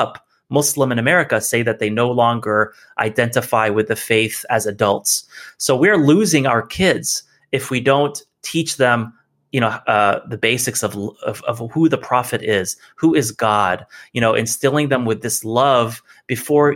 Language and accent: English; Tennessee, United States; I'm from Tennessee